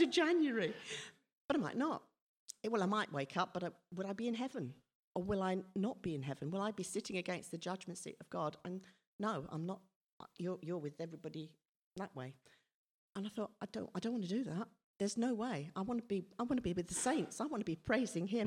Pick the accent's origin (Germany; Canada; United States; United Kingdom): United Kingdom; Whyteleafe, South East England; also born or lived in Redhill; I moved to, well, with my family, moved to Whiteleaf when I was four. Um, but prior to that, I was born in Red Hill Hospital.